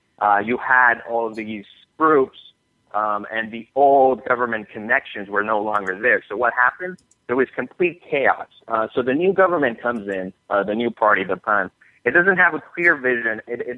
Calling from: Miami, Florida, United States; I'm calling from Miami, and I'm over here in the Fusion offices.

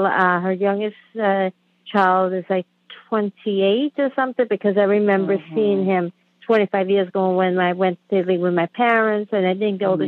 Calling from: Queens, New York, United States; I'm calling from Queens, New York, and my cousin lives in Calabria, Italy, which is South Italy.

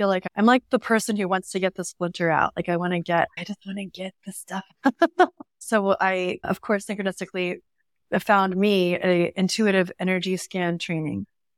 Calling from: San Diego, California, United States; I'm in North County, San Diego.

